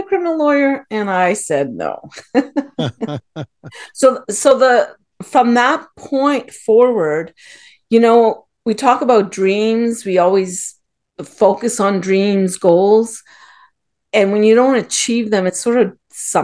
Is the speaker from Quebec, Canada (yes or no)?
no; Ottawa, Ontario, Canada; moved away as an adult; now in United States; I was born and raised in Ottawa, which is in Canada